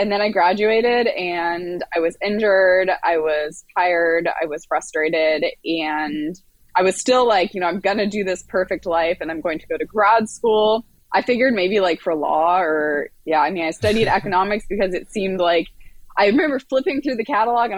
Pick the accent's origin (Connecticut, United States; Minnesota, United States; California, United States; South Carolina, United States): California, United States; Marina del Rey; I am from Marina Del Rey, California